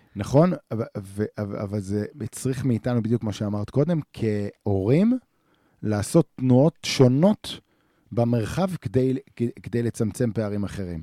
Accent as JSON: {"language": "Hebrew", "area": "the Center", "region": "Central Israel", "country": "Israel", "moved": "as an adult", "lives_now": "northern Israel", "said": "אנחנו מגיעים שנינו מהמרכז"}